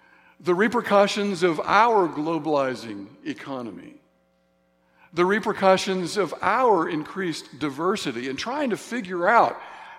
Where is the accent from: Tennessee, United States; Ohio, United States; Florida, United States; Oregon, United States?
Tennessee, United States; Signal Mountain; those of us that grew up in church. At least in my hometown, Signal Mountain, Tennessee